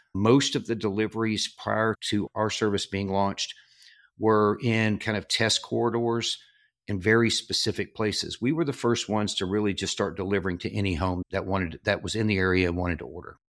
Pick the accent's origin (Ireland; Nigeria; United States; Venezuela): United States; southern Arkansas; moved away as an adult; I grew up in southern Arkansas